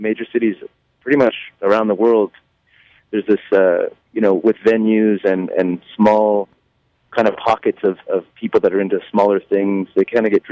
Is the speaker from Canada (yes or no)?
yes; Canada; we're from Canada